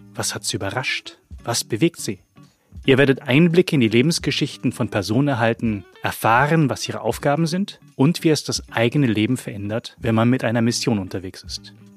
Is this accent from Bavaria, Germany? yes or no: yes; Middle Franconia, Bavaria, Germany; also born or lived in Swabia / Hong Kong; Aufgewachsen in Mittelfranken mit koreanischen Wurzeln